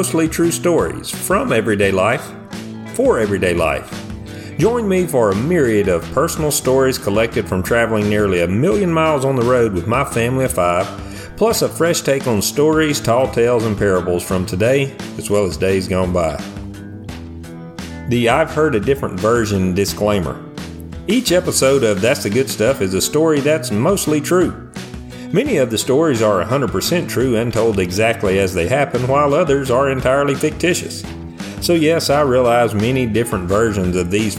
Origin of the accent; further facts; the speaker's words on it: the South, United States; I grew up in the South, a region known for birthing many great storytellers.